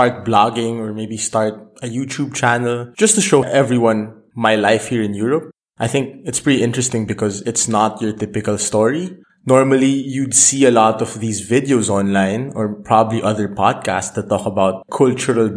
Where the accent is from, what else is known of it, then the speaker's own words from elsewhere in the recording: Philippines; moved away as an adult; also born or lived in Vietnam / Maastricht, Netherlands; now in Aachen, Germany; I'm actually from the Philippines. I lived practically most of my life in the Philippines. So I grew up there.